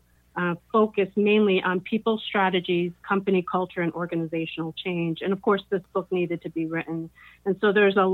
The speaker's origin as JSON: {"language": "English", "region": "New Jersey", "country": "United States", "moved": "yes", "lives_now": "Silicon Valley, United States", "said": "I'm originally from New Jersey. I lived in a number of different places and traveled extensively. But we're now based in Silicon Valley, California"}